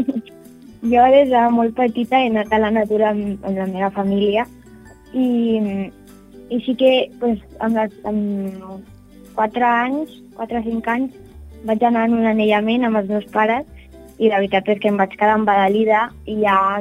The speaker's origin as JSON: {"language": "Catalan", "town": "Barcelona", "region": "Catalonia", "country": "Spain", "lives_now": "L'Hospitalet de Llobregat, Spain", "said": "jo soc de Barcelona, bueno, visc a l'Hospitalet"}